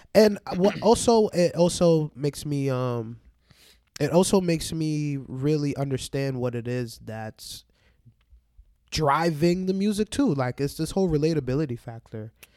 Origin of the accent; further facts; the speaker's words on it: Barbados; moved away; also born or lived in New York; I'm from Barbados